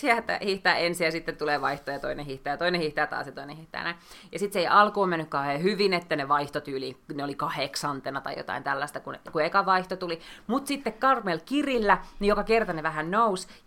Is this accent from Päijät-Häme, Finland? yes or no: yes; Lahti, Päijät-Häme, Finland; moved away; Siis Lahestahan olen